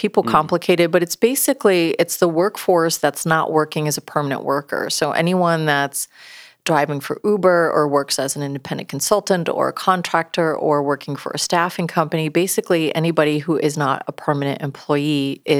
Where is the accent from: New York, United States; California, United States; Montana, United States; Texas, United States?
New York, United States; upstate; moved away; I grew up in New York, upstate New York, very blue collar, right?